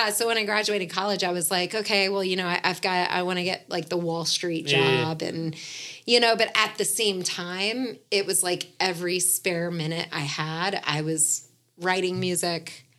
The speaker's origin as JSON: {"language": "English", "town": "Atlanta", "region": "Georgia", "country": "United States", "tie": "born or raised there", "said": "So anyway, my point with all of that is just growing up in Atlanta, it's like music was always just a part of all of us."}